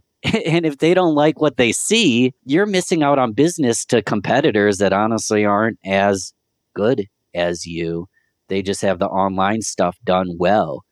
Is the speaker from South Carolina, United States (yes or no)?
no; Rochester, New York, United States; I'm from Rochester, New York